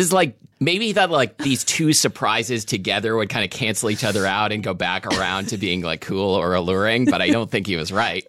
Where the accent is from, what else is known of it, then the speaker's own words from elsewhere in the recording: Washington, United States; we're from Washington